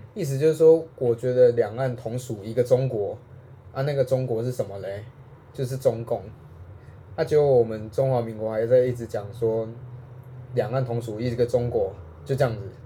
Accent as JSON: {"language": "Chinese", "country": "Taiwan", "said": "我就是台湾人啊"}